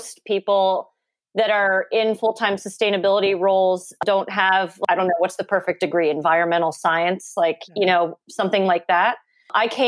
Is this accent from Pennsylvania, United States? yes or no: yes; Philadelphia, Pennsylvania, United States; I'm from Philly